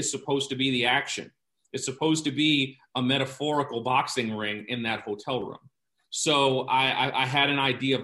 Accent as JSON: {"language": "English", "region": "New York", "country": "United States", "said": "I'm from New York and grew up going to theater"}